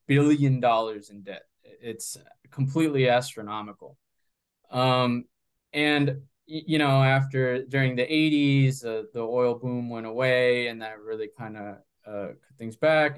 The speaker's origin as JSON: {"language": "English", "town": "Coral Springs", "region": "Florida", "country": "United States", "tie": "born or raised there", "also_born_or_lived": "Bogota, Colombia", "said": "I grew up in South Florida, in a city called uh, Coral Springs, about 40 minutes north of Miami"}